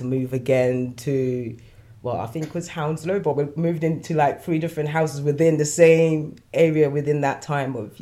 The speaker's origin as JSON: {"language": "English", "country": "Nigeria", "tie": "born or raised there", "moved": "yes", "lives_now": "United Kingdom", "said": "I was born in Nigeria"}